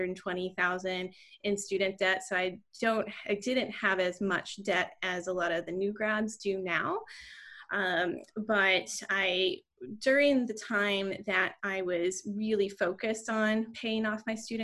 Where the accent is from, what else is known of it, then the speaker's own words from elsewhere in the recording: Raleigh, North Carolina, United States; moved away as an adult; also born or lived in Connecticut; now in Richmond, United States; I grew up in the Raleigh, North Carolina area, and I actually went to undergrad and vet school in the same community where I grew up